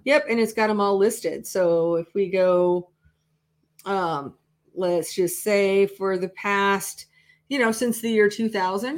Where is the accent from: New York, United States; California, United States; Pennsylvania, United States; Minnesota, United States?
Minnesota, United States; moved away; also born or lived in Iowa; I grew up in Minnesota